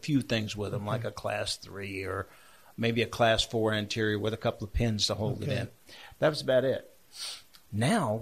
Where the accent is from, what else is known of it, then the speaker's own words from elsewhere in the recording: Charlotte, North Carolina, United States; Charlotte, my hometown